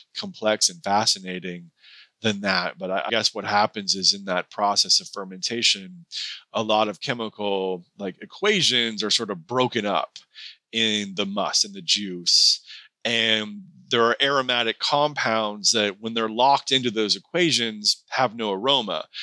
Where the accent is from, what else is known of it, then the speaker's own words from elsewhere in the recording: Seattle, Washington, United States; moved away; also born or lived in Pasadena / Santa Ynez; I grew up in the Seattle area